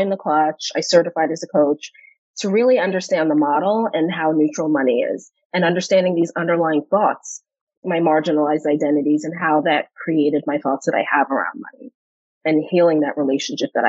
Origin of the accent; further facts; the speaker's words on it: New York City, New York, United States; I grew up in New York City